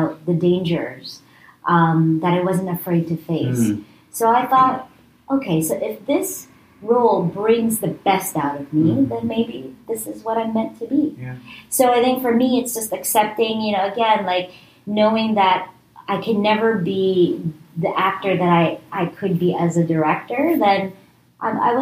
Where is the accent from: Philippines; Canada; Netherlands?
Canada; being a Canadian theater artist